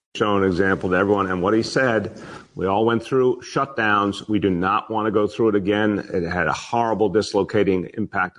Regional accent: New York City, New York, United States; as a New Yorker

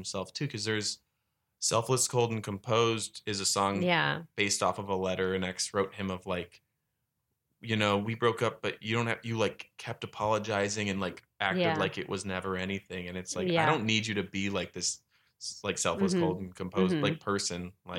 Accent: Buffalo, New York, United States; I went to school in Buffalo. I grew up in Buffalo.

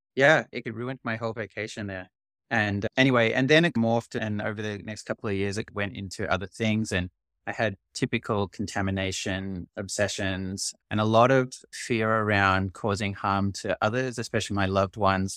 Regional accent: Australia; now in Canada; I'm originally Australian, and I'm actually moving back to Australia in a month

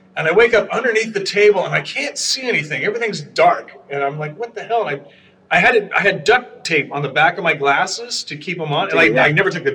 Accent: Garden Grove, California, United States; also born or lived in Los Angeles, California; now in Sunset Beach, United States; My parents moved to Garden Grove when I was and 18 months old. So okay. I grew up in Garden

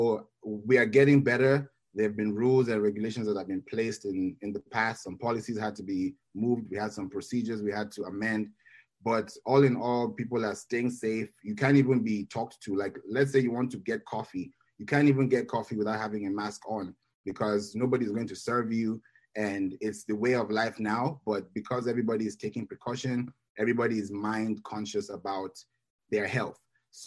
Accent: Nigeria; now in Kenya; I am a Nigerian by birth, but I have lived in Kenya for over 20 years

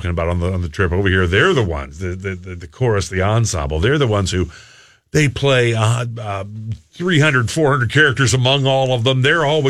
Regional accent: Miami, Florida, United States; I grew up in Miami, Florida.

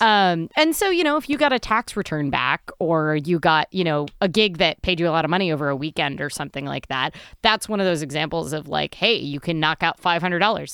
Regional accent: Midwest, United States; I'm a Midwesterner

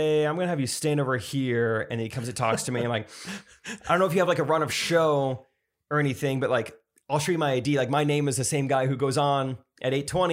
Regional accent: Southwest Missouri, United States; I'm from Southwest Missouri.

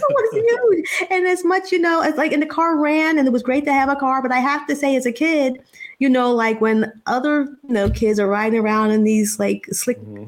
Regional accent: Philadelphia, Pennsylvania, United States; when I grew up in Philadelphia, we lived in a row house

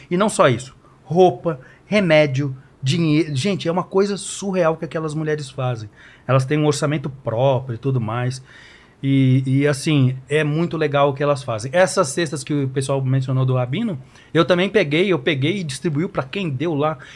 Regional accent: Guarulhos, São Paulo, Brazil; a gente conviveu anos na igreja, no barracão que era lá na Vila Barros, lá na periferia de Guarulhos

